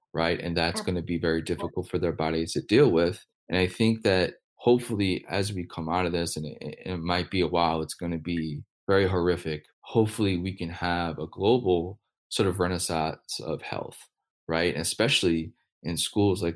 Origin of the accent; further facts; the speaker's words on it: United States; as an American